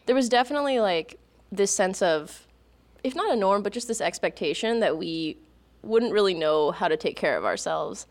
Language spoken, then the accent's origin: English; Midwest, United States; growing up, my family, I'm from the Midwest